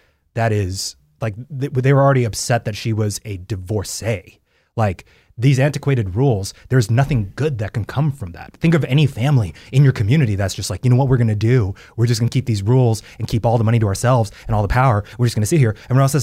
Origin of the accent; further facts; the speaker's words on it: South Korea; English is a second language; I'm Korean and I'm speaking English right now.